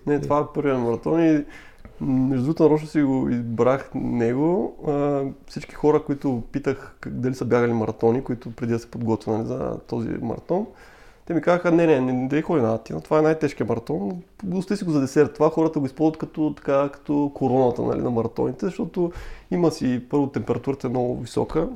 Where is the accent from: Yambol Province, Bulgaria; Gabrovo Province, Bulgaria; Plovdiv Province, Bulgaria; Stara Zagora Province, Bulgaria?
Gabrovo Province, Bulgaria; Sevlievo; moved away as an adult; now in Sofia, Bulgaria; аз съм роден от Севлиево. Вече в София съм над 10 години.